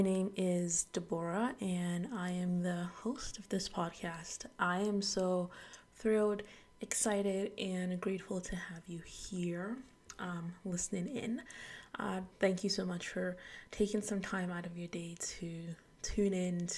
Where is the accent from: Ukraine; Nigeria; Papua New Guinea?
Nigeria; moved away; I'm Nigerian, so even back home in Nigeria